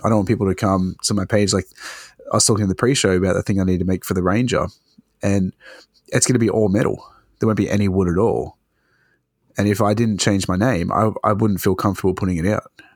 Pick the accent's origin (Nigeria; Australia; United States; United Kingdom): Australia